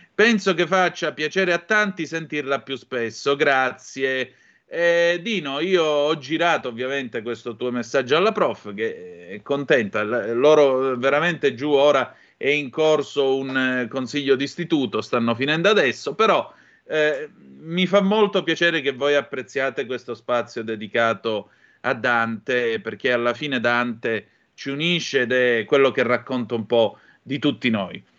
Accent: Calabria, Italy; Io vengo dalla Calabria, come puoi intuire

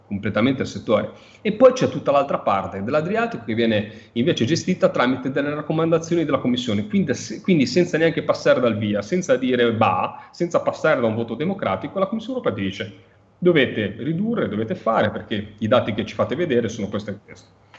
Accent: Liguria, Italy; da Ligure mi, mi interessa

